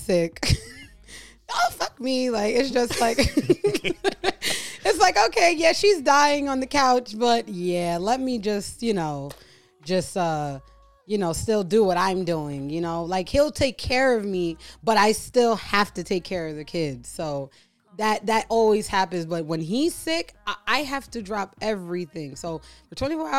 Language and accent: English; New York City, New York, United States; moved away as an adult; I'm from Queens, New York, and I moved here probably 3 years ago.